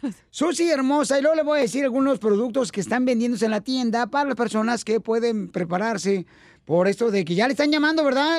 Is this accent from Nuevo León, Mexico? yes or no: no; Ocotlán, Jalisco, Mexico; de Ocotlán, Jalisco, mi tierra natal